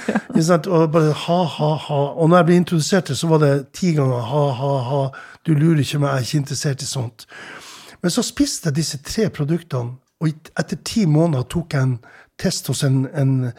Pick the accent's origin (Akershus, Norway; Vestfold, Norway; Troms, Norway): Troms, Norway; Tromsø; jeg vokste opp i Tromsø